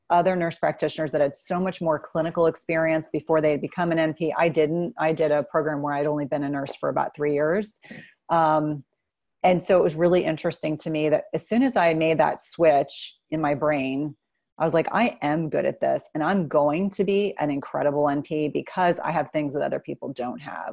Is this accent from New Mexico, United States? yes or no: no; New Jersey, United States; I grew up in New Jersey